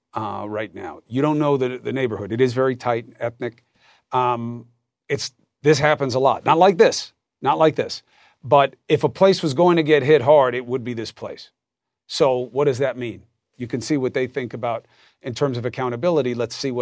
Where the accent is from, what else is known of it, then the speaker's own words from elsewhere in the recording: New York City, New York, United States; I grew up in Queens. I grew up in Hollis Wood